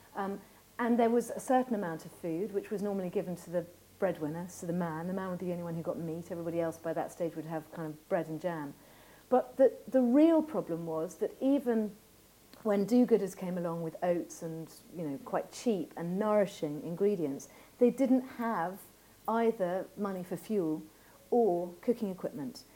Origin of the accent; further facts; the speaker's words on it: Ireland; my sheep was called Rafferty because I grew up in Ireland